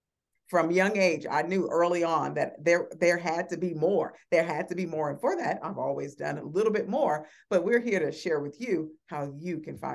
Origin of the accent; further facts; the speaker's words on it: Chicago, Illinois, United States; I just was reminded by a young man that I grew up with in Chicago.